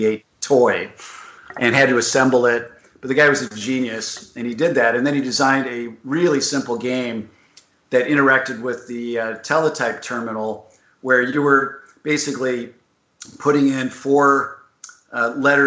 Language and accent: English; Southern California, United States; I grew up in Southern California.